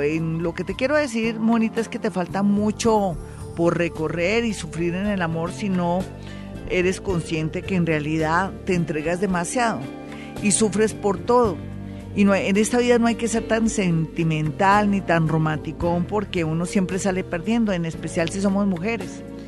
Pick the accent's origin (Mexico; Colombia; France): Colombia; somos nosotros los colombianos